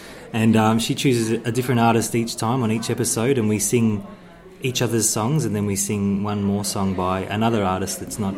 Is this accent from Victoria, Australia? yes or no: yes; Moe, Victoria, Australia; in my hometown, actually, of Moe